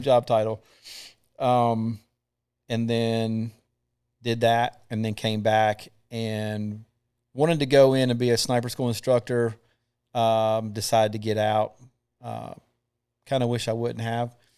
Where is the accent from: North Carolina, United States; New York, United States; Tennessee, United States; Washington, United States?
North Carolina, United States; Thomasville; also born or lived in Matthews, North Carolina; I'm from Thomasville, North Carolina.